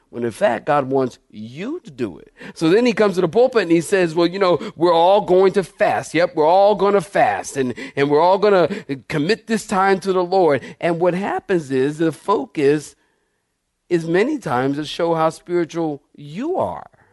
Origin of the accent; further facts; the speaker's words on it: Philadelphia, Pennsylvania, United States; Maybe I'm talking like this 'cause I'm from Philly